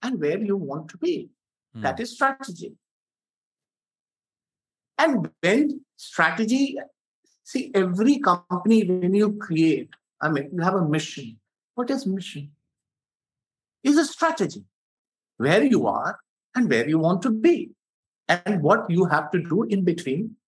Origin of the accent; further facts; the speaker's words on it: India; being an Indian